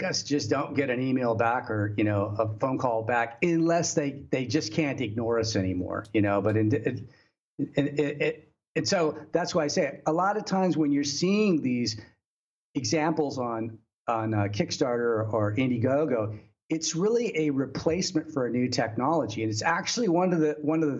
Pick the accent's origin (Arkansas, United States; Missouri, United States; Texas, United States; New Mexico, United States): Texas, United States; moved away as an adult; now in China; in Texas, you know, which is my home state